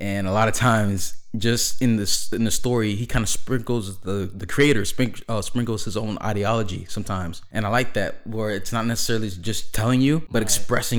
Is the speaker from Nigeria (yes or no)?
no; New York City, New York, United States; now in Florida, United States; I'm originally from Brooklyn, New York, but I spent half of my life in New York and half of my life in Florida, and Florida is where we currently live.